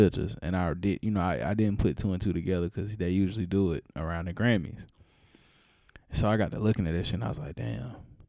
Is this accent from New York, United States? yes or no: no; Spartanburg, South Carolina, United States; I'm from Spartanburg, so I'm really from the country.